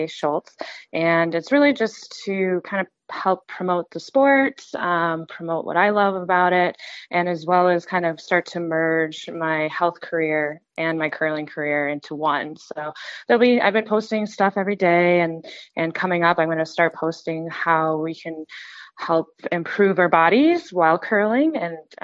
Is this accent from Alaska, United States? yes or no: yes; Alaska, United States; now in Minnesota, United States; Growing up in Alaska